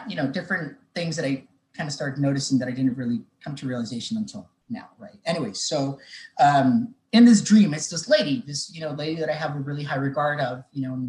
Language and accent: English; Mexico; moved away; I grew up in Mexico